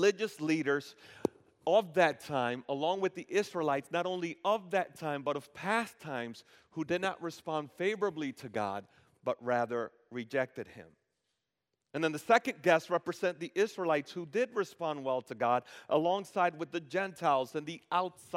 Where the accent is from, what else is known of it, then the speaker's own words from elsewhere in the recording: Dominican Republic; now in United States; I was born in the Dominican Republic and I became a citizen of the United States